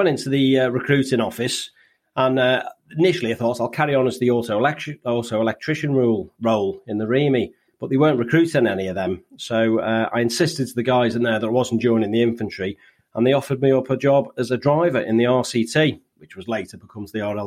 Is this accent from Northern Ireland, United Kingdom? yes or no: no; Birkenhead, North West England, United Kingdom; in a place where I grew up near in Birkenhead